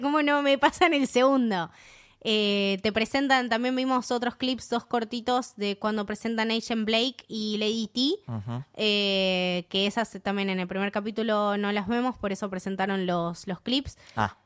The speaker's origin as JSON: {"language": "Spanish", "country": "Argentina", "said": "soy Argentina"}